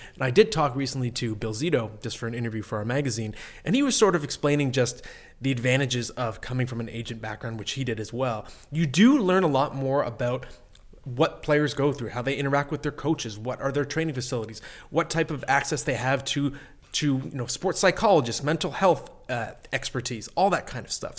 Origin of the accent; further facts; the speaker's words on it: Ottawa, Ontario, Canada; now in Toronto, Canada; I'm from Ottawa originally